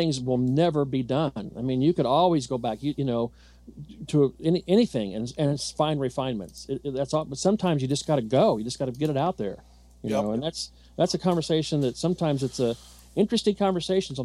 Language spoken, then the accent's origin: English; Southern Indiana, United States; I'm from Southern Indiana.